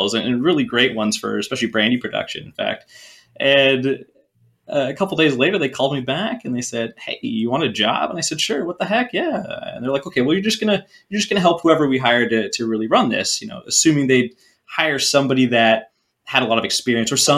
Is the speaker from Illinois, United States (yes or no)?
no; Whidbey Island, Washington, United States; I was born on Whidbey Island in the Pacific Northwest, the Great Pacific Northwest in Puget Sound. We ate a lot of seafood growing up